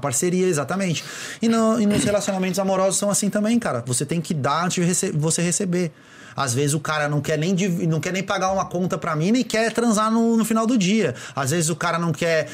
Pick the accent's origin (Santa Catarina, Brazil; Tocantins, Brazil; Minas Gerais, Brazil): Santa Catarina, Brazil; Florianópolis; eu sou de Floripa